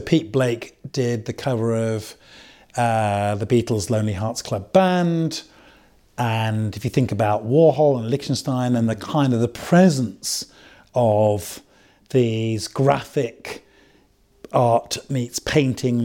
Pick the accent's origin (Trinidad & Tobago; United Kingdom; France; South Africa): United Kingdom; England; in my upbringing, you know, in the late 70s, it was very hard to be sort of black and English, black and British